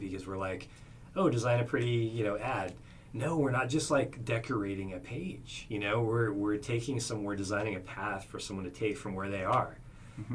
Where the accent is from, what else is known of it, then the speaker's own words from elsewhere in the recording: Oregon, United States; now in Arizona, United States; I'm from Oregon